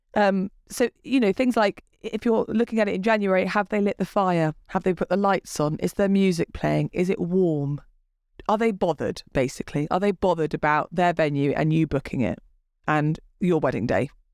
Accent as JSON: {"language": "English", "region": "England", "country": "United Kingdom", "said": "we're English."}